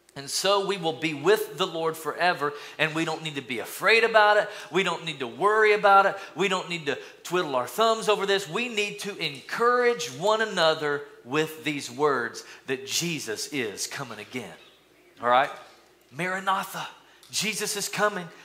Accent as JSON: {"language": "English", "region": "East Tennessee", "country": "United States", "tie": "born or raised there", "said": "growing up in East Tennessee, in my little school, we lined up in the 80s, we lined up in kindergarten"}